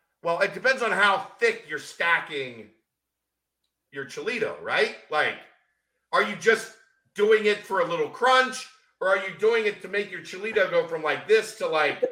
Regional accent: Northern Kentucky, United States; I grew up in Northern Kentucky.

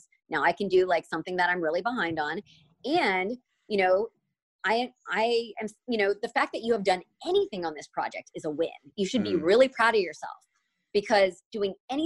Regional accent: Alabama, United States; I grew up in Alabama

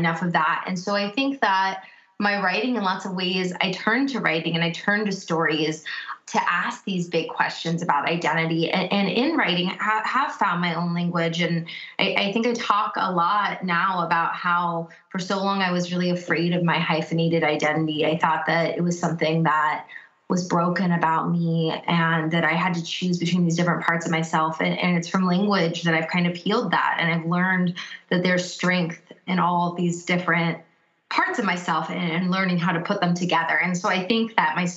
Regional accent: United States; born or raised there; first language English

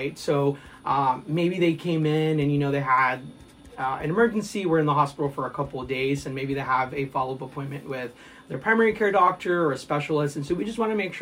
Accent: Houston, Texas, United States; moved away as an adult; now in Rolla, United States; I am originally from Houston, Texas

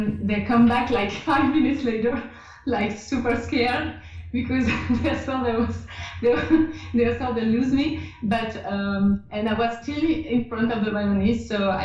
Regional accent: France; accent: French; English is a second language; my French accent

